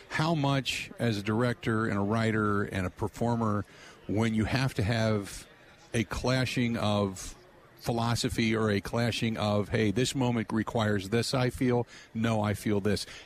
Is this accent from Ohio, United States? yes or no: yes; Cincinnati, Ohio, United States; now in Wisconsin, United States; See, I grew up in Cincinnati